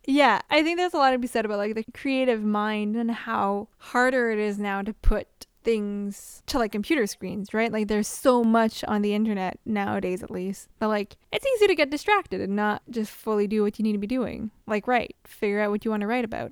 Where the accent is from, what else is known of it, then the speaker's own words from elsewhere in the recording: Canada; we're Canadian